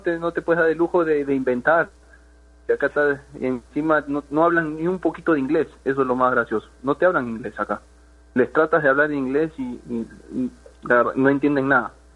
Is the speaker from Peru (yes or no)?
yes; Peru; moved away as an adult; no es fácil salir de Perú, eh, eso, lo saben todos los que jugamos fútbol ahí en, en, en Perú